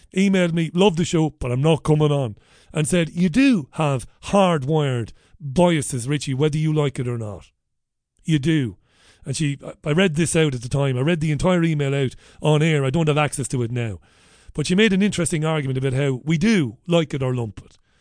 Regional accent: Waterford, Munster, Ireland; I grew up in Waterford City

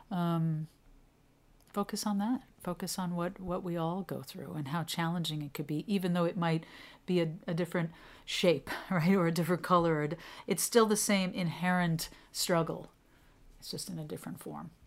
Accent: New York City, New York, United States; I grew up in New York City

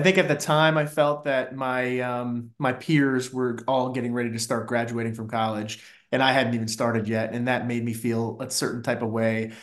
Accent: Fairfax County, a suburb of DC, Virginia, United States; moved away as an adult; also born or lived in New York; I grew up in, uh, Fairfax County specifically, which is a suburb of D C

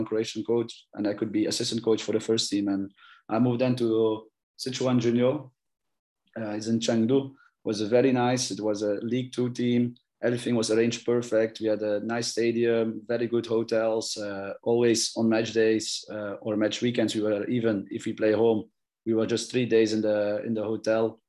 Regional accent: Belgium; I'm born and raised in Belgium

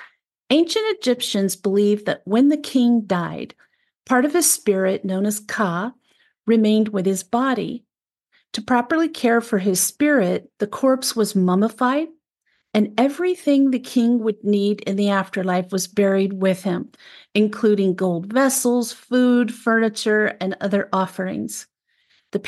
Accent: Frederick, Maryland, United States; I grew up in Frederick, Maryland, which is even more of an outskirt of Washington, D.C. than it was when I grew up there.

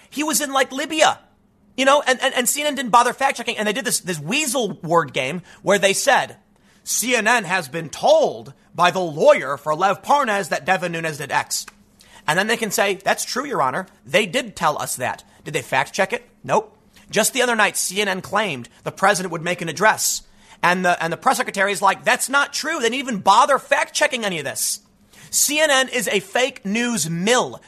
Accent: United States; as an American

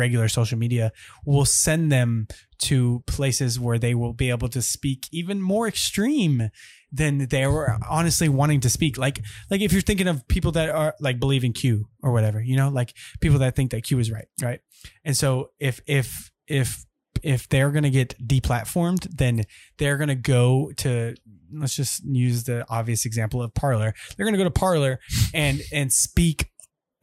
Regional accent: Minot, North Dakota, United States; Minot, North Dakota. Yes, I was born in North Dakota.

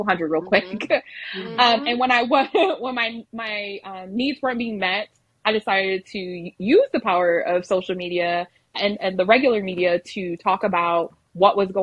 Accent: Michigan, United States; moved away as an adult; now in Lubbock, United States; we're originally from Michigan, and we relocated to Lubbock, Texas

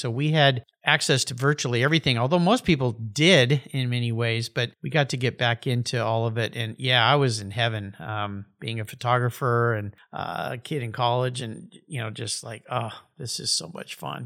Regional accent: San Diego County, California, United States; Growing up in the San Diego County area

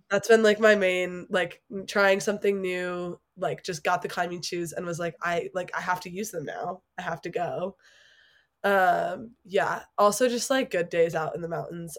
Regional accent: Chicago, Illinois, United States; moved away as an adult; now in Colorado Springs, United States; I'm originally from Chicago

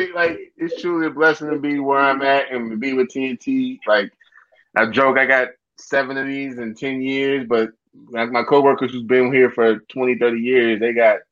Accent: Hazelwood, Missouri, United States; I'm from Hazelwood West, who put Hazelwood Central in the game.

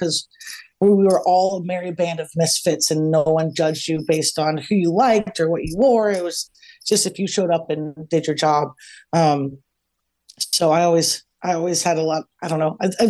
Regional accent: Columbus, Ohio, United States; now in Los Angeles, United States; I have not, but you guys know that I'm formerly from Columbus, Ohio. I now live in Los Angeles.

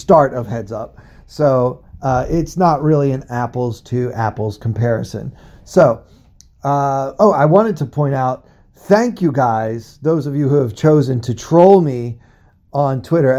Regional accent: Baltimore, Maryland, United States; I'm from Baltimore, okay? I grew up rooting for the Orioles.

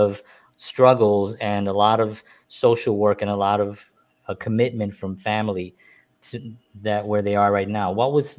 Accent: New York, United States; And by the way, you know, I am blessed that I was born and raised in New York. I love New York.

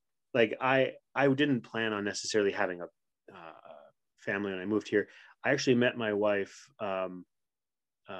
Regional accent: Quebec, Canada; first language English; moved away; I grew up in sort of backwoods kind of Quebec

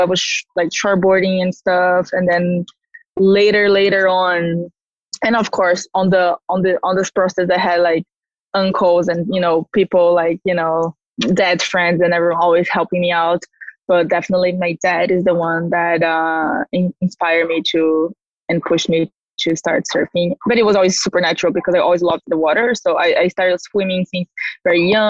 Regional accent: Ubatuba, São Paulo, Brazil; I'm from Brazil and I grew up in a surfing town called Ubatuba. It's the north coast of São Paulo.

